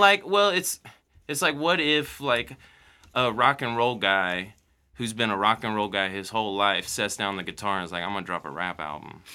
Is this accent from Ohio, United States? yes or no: no; Mexico, Missouri, United States; moved away; also born or lived in Columbia, Missouri; I grew up in Mexico, Missouri, middle of nowhere